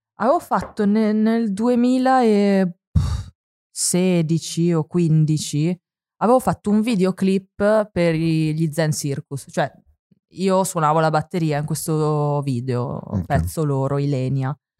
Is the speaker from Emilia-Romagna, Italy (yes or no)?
yes; Forlì, Emilia-Romagna, Italy; also born or lived in Apulia; io sono cresciuta a Forlì, mm-hmm. nonostante sia nata in Puglia